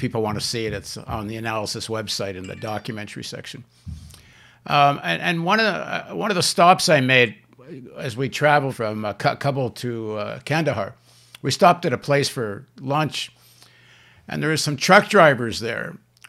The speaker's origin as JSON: {"language": "English", "country": "Canada", "moved": "yes", "lives_now": "Brooklyn, United States", "said": "they asked me, where are you from? And I said, from Canada."}